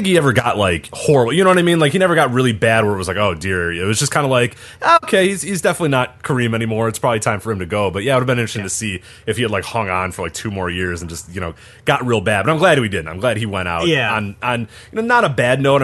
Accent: Chicago, Illinois, United States; We're all from Chicago

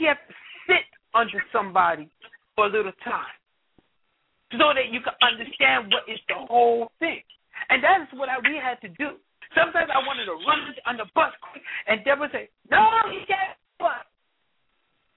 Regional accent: New York City, New York, United States; Brother Rudolph Muhammad and Dr. Gary Davis and myself, we grew up in Bed-Stuy

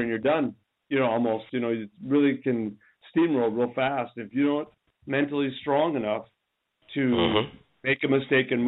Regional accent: Minnesota, United States; We're from Minnesota

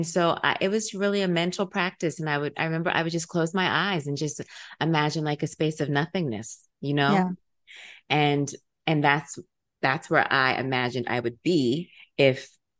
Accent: Silver Spring, Maryland, United States; it's one of the reasons I have a love affair with New York City because I'm from Silver Spring, Maryland.

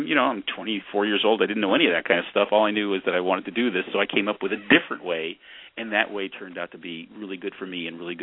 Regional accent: San Francisco Bay Area, California, United States; born or raised there

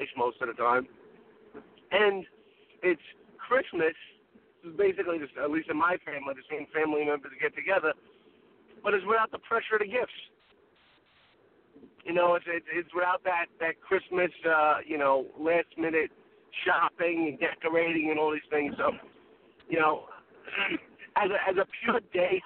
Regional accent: New York City, New York, United States; now in New Jersey, United States; when I was growing up in Brooklyn with me and my dad

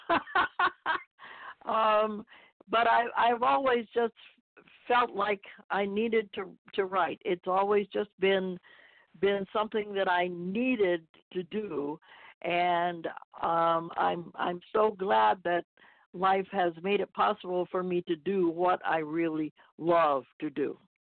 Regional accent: Tampa, Florida, United States; moved away as an adult; I grew up in Tampa, Florida

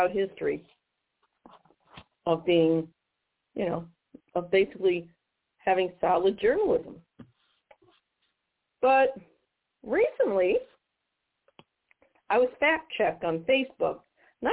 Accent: St. Louis, Missouri, United States; my hometown of St. Louis

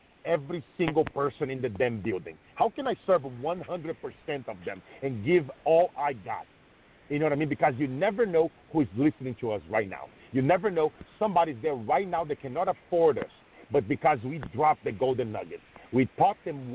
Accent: Brazil; moved away; I grew up in Brazil. I was very poor

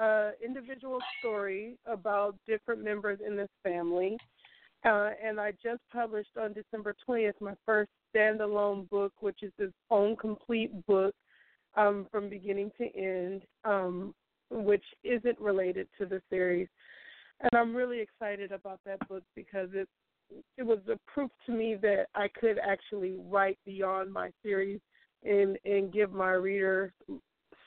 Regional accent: San Francisco Bay Area, California, United States; from the San Francisco Bay Area. I was born and raised here.

